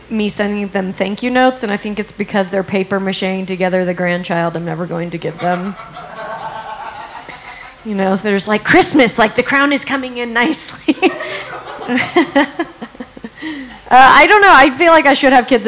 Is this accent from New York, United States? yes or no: no; Salt Lake City, Utah, United States; now in Los Angeles, United States; I'm actually from Salt Lake City.